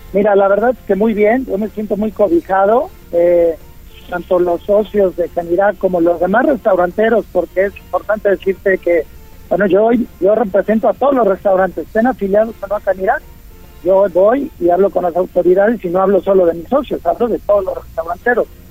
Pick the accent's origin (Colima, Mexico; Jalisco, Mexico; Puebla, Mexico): Puebla, Mexico; soy poblano y sabes que amo y adoro a Puebla.